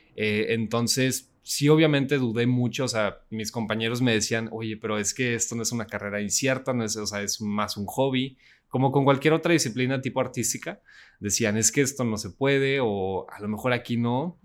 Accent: Saltillo, Coahuila, Mexico; yo soy de Saltillo, Coahuila

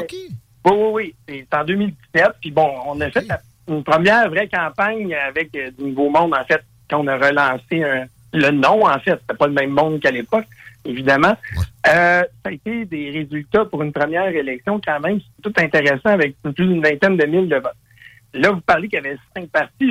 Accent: Quebec, Canada; je suis un Québécois, on veut pas, un francophone

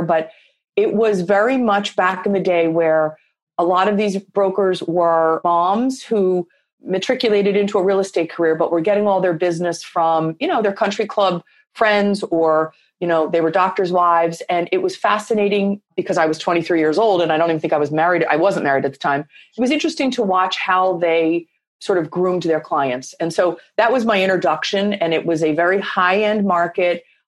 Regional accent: Philadelphia, Pennsylvania, United States; moved away; also born or lived in Boston; I grew up in Philadelphia. My dad was an executive and we had very deep roots in Philadelphia.

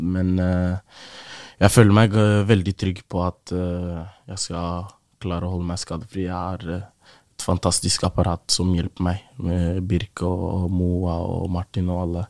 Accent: Oslo, Norway; å vokse opp i Groruddalen

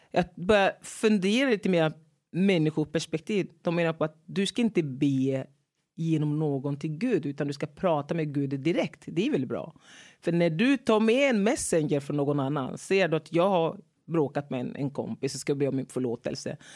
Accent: Togo; born there; Jag är född i Togo.

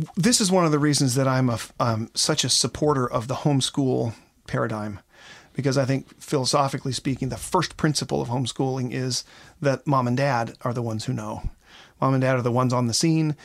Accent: Seattle, Washington, United States; I come from Seattle, Washington, where it rains all the time.

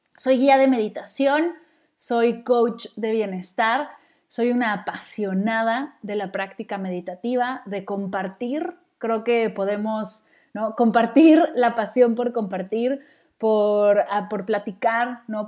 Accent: Mexico City, Mexico; moved away as an adult; Yo nací en la Ciudad de México y viví ahí toda mi vida hasta que me mudé para acá

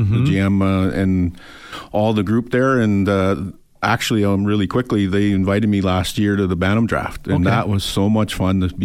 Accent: Enoch Cree Nation, Alberta, Canada; also born or lived in Germany; I'm from Enoch Cree Nation. I did the majority of my minor hockey there

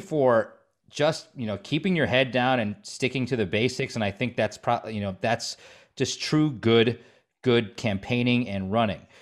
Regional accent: Stevens Point, Wisconsin, United States; also born or lived in Minocqua area, Wisconsin; I grew up in Stevens Point

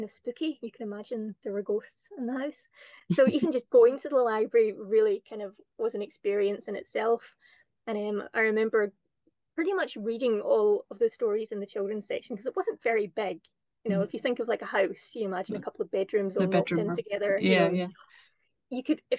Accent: Kirkintilloch, Scotland, United Kingdom; moved away as an adult; also born or lived in Cameroon / Malawi / China; where I grew up in Kirkintilloch

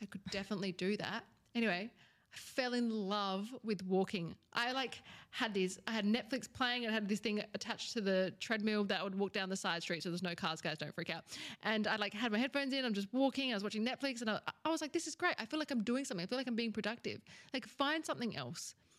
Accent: Australia; I'm from Australia

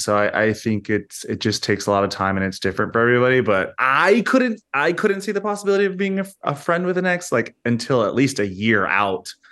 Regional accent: United States; an American who visits the U K quite frequently

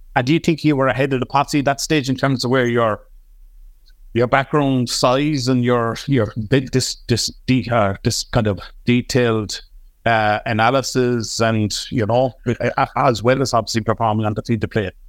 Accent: Cork, Munster, Ireland; I'm an Artside man here in Cork

